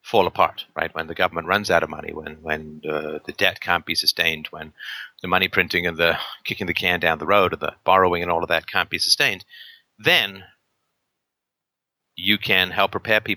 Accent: England, United Kingdom; also born or lived in Ireland; I was born in Ireland, but I grew up in England in the 70s.

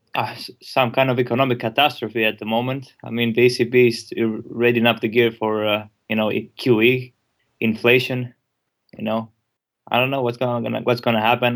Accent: Greece; I'm from Greece

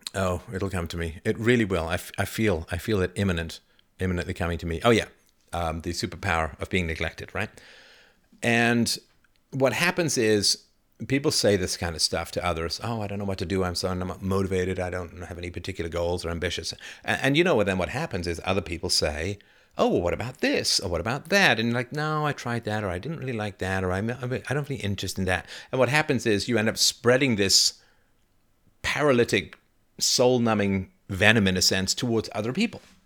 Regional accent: England, United Kingdom; I grew up in England, but my heritage is Irish slash German

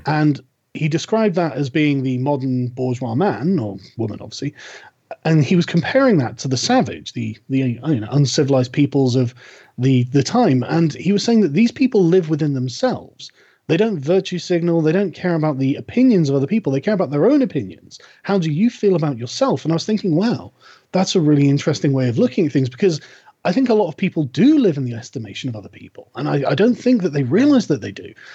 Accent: United Kingdom; I'm British

